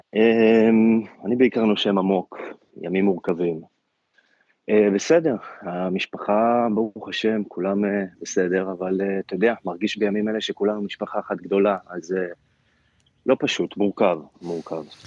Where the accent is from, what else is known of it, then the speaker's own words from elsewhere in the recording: Israel; אני תופס את עצמי כ- כרגע כישראלי, כאזרח